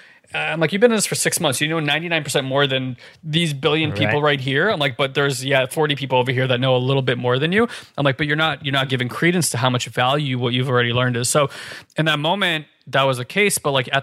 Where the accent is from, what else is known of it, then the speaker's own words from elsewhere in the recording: New Jersey, United States; I grew up in North Jersey